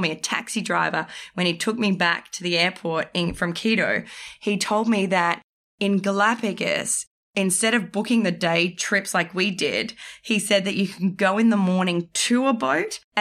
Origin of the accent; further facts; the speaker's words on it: Australia; I'm from Australia